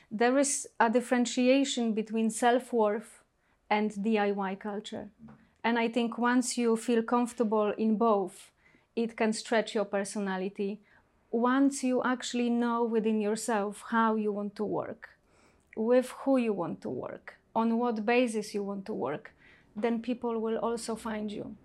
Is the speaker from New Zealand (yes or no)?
no; Poland; moved away as an adult; now in London, United Kingdom; I was born and raised in Poland, and I think that also shaped the person that I am today. Um, and twenty years ago, I moved to this country, which is England, London